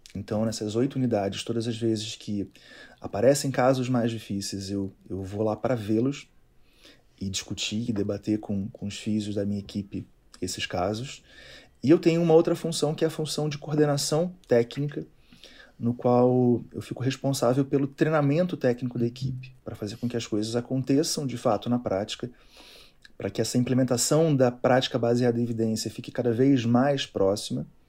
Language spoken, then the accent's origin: Portuguese; Niterói, Rio de Janeiro, Brazil; moved away as an adult; now in Brasília, Brazil; Sou da cidade de Niterói, lá no Rio de Janeiro